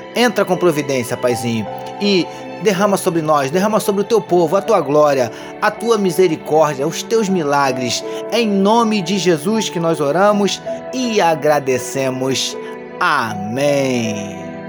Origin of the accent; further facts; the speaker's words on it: Brazil; como brasileiro